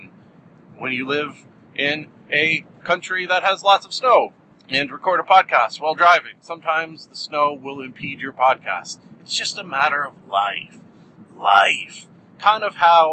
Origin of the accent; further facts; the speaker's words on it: Canada; being a proud Canadian